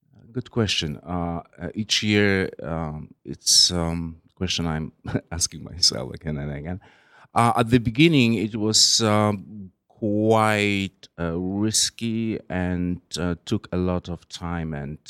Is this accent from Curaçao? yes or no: no; Poland; moved away as an adult; now in New York, United States; I, am originally from from Poland